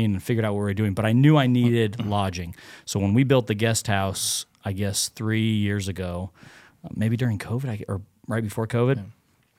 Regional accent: Phoenix, Arizona, United States; moved away as an adult; now in Knoxville, United States; I'm originally from Phoenix, Arizona

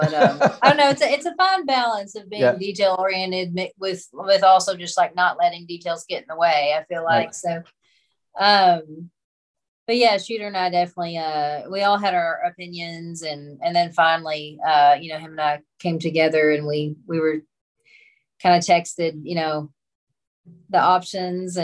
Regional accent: Monkey's Eyebrow, Kentucky, United States; also born or lived in Paducah, Kentucky; now in Tennessee, United States; I was raised in Monkey's Eyebrow

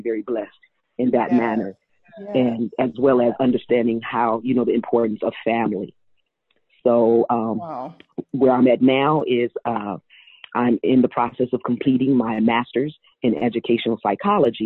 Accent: Oakland, California, United States; growing up in Oakland, I am a product of Castlemont High School

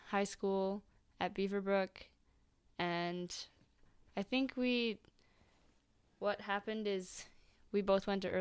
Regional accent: Manchester, North West England, United Kingdom; born there; I was born in Manchester, England.

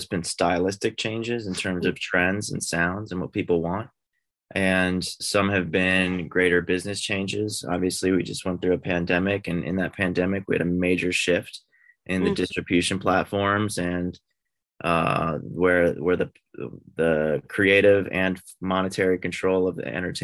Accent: outside of Philadelphia, Pennsylvania, United States; moved away as an adult; also born or lived in Boston, United States / New York, United States; now in Los Angeles, United States; I grew up outside of Philly

